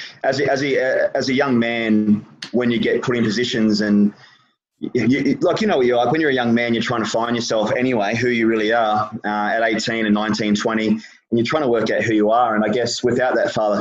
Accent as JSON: {"language": "English", "town": "Gold Coast", "region": "Queensland", "country": "Australia", "tie": "born or raised there", "moved": "as an adult", "said": "I actually moved away when I was 21 from the Gold Coast"}